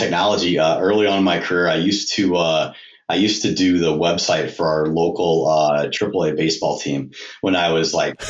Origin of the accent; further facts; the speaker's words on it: Atlanta, Georgia, United States; born there; And I was born in Atlanta, so big Braves fan.